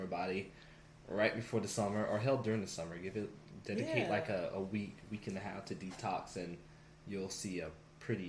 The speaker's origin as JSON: {"language": "English", "region": "the South", "country": "United States", "said": "I'm from the South"}